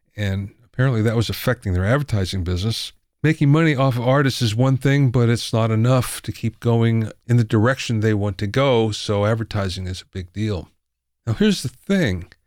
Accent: near Pottsville, Pennsylvania, United States; moved away; I'm from Pennsylvania, too, but the other side of the state

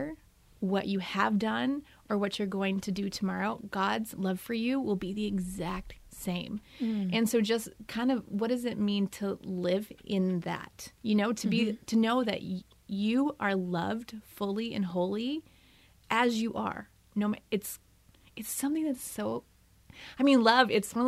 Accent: outside of Chicago, Illinois, United States; also born or lived in Wisconsin; now in Minnesota, United States; I'm originally from outside of Chicago

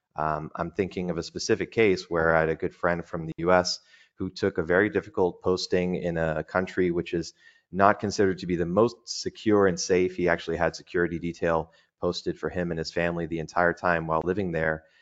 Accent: United States; moved away as an adult; now in Dubai, United Arab Emirates; as an American

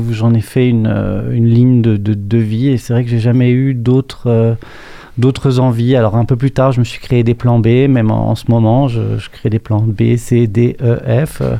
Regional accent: Annecy, Auvergne-Rhône-Alpes, France; born there; né à Annecy, en Haute-Savoie, dans les Alpes. Une très jolie petite ville euh, de montagne avec une influence italienne.

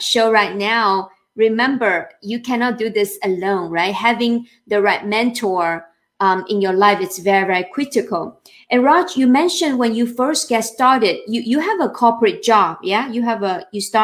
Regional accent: China; moved away; I'm from China

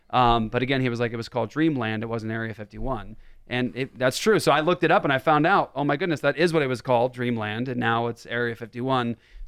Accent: Las Vegas, Nevada, United States; born there; I was born in Las Vegas in 1978 at Nellis Air Force Base. My dad was in the Air Force, and that's where we were stationed for a long time.

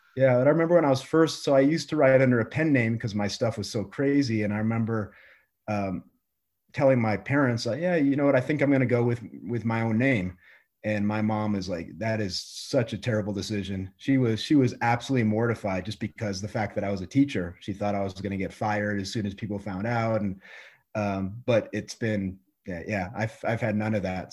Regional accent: Colorado, United States; also born or lived in New York / Iowa; the whole time I was growing up in Colorado

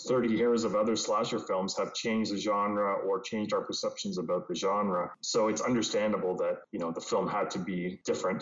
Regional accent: Canada; as a Canadian

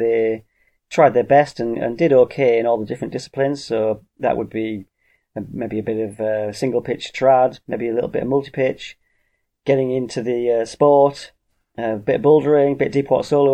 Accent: United Kingdom; I am British

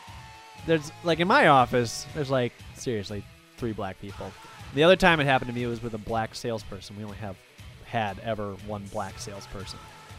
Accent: New Jersey, United States; From New Jersey.

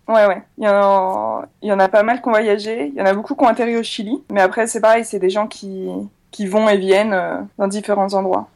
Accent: France; also born or lived in Chile; tout le monde savait que j'étais française

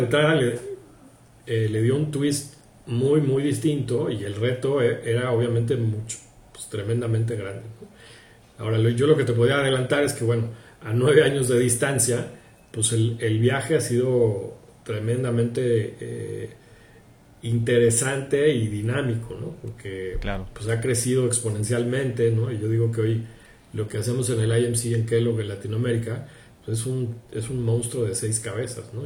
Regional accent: Mexico; soy mexicano

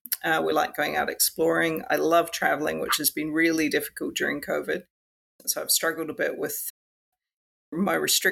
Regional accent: New Zealand; moved away as an adult; also born or lived in Canada; now in Australia; So I was born in New Zealand. I'm what I call a mutt. My dad's Canadian, my mum's a Kiwi. So I traveled between the two countries a bit growing up as well.

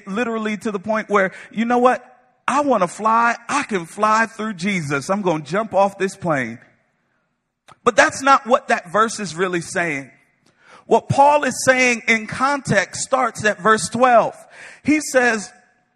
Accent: Connecticut, United States; moved away; I'm from Connecticut.

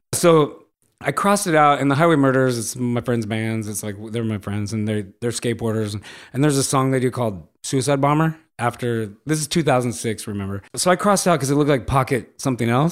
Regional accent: Los Angeles, California, United States; I grew up in Los Angeles, m, the eighties

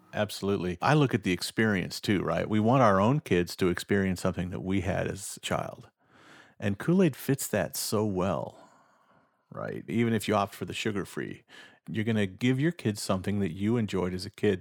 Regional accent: Nebraska, United States; my home state of Nebraska

